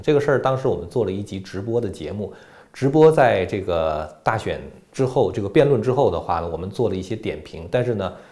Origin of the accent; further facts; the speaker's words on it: China; 我们中国人自己一定要把中共跟中国分开